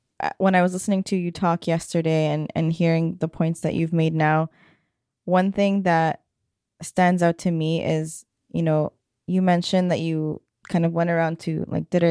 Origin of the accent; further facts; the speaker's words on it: Canada; being born and raised in Canada